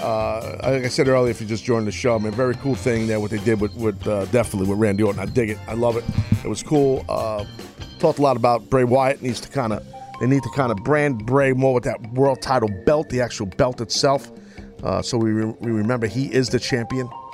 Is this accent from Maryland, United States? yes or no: no; New York City, New York, United States; in my hometown